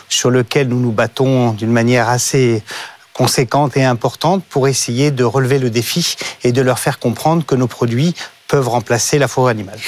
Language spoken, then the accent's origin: French; France; je suis français et fier de l'être